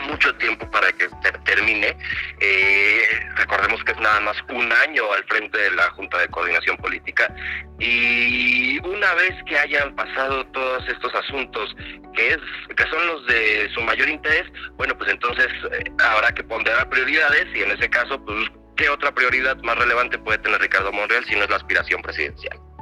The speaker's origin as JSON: {"language": "Spanish", "country": "Mexico", "said": "como ciudadanos mexicanos"}